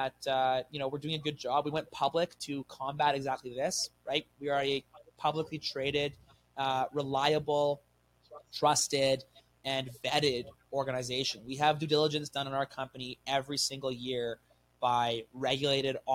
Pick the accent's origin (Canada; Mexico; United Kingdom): Canada; I'm a Canadian guy. Like I love it here.